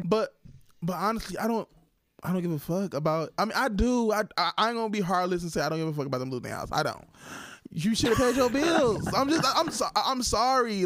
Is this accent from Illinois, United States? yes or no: no; Toledo, Ohio, United States; I'm from Toledo